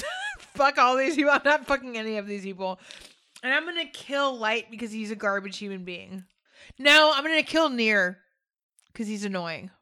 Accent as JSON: {"language": "English", "country": "United States", "said": "I'm American"}